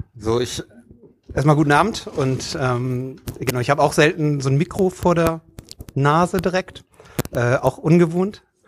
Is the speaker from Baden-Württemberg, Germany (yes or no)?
no; Hamburg, Germany; ich komme selber aus Stelzhoop, äh, wo ich eigentlich groß geworden bin